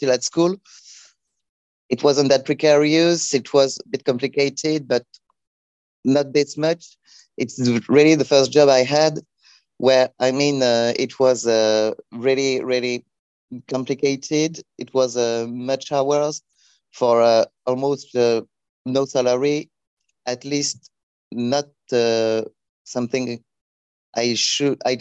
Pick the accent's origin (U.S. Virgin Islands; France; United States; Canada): France; next to Luxembourg, Grand Est; I'm coming from France. In the northeast, next to Luxembourg